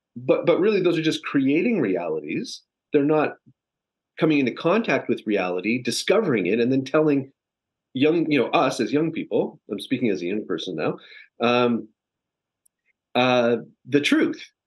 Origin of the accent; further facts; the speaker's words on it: Canada; now in Los Angeles, United States; I'm a Canadian transplant living in Los Angeles